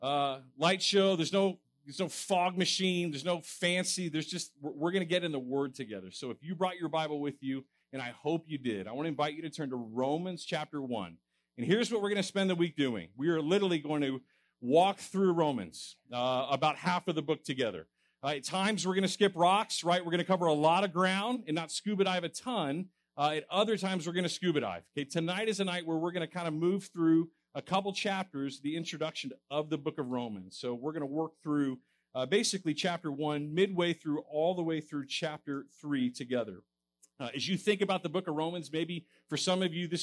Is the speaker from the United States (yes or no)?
yes; Texas, United States; moved away as an adult; now in Fresno, United States; I'm originally a Texan, so I'm an import